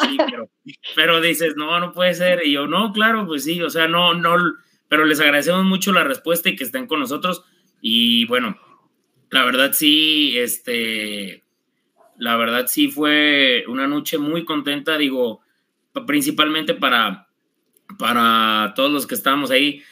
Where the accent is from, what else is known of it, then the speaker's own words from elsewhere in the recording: Zapotlanejo, Jalisco, Mexico; soy de Zapotlanejo